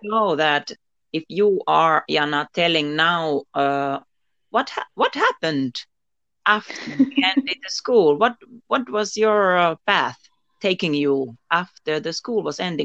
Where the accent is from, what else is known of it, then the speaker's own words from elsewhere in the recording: Finland; I am from Finland. I am living here in Finland and now in Lapland, Muonio